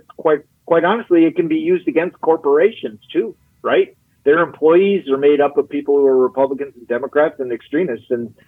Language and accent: English; Wisconsin, United States; we did that in 2020 in my home state of Wisconsin.